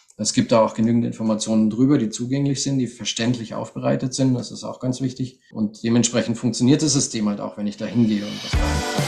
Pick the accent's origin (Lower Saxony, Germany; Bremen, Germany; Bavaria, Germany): Bavaria, Germany; Munich; moved away as an adult; also born or lived in Russia / Bistrica, Bulgaria; now in Sofia, Bulgaria; meine Kindheit in München